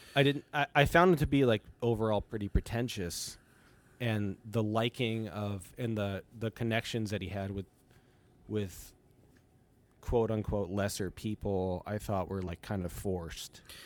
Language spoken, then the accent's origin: English; United States; also born or lived in Italy (ancestry); as an American